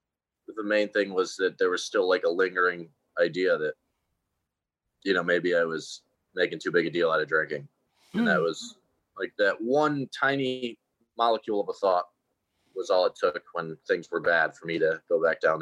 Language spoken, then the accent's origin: English; Connecticut, United States; I'm from Connecticut, and we would go to all the different state schools that our friends were going